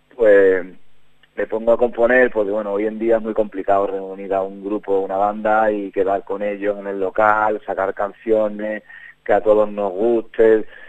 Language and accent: Spanish; Huelva, Andalusia, Spain; accent: Andalusian; moved away as an adult; now in Burgos, Spain; yo soy de Huelva, que lo notaréis un poco por el, acento